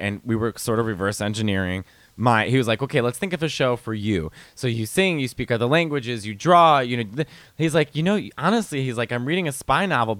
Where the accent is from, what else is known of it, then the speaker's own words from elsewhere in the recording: Chicago, Illinois, United States; accent: Chicago; now in New York, United States; I've adapted, but my accent is still Chicago.